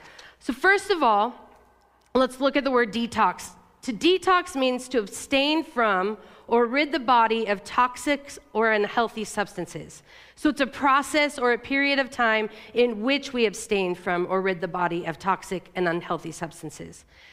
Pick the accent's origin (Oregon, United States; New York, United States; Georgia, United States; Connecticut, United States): Oregon, United States; La Grande; You know, I grew up in Eastern Oregon in LeGrand.